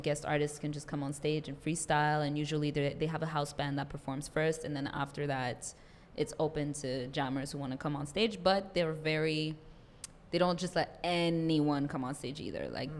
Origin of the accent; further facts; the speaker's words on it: Montreal, Quebec, Canada; first language French; English is a second language; moved away as an adult; now in Toronto, Canada; I live here now, but yes. Yes. Montreal is my hometown, definitely, but I'm starting to learn Toronto, and I'm enjoying it.